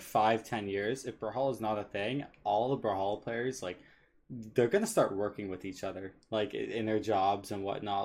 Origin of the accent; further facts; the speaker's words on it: Canada; I'm Canadian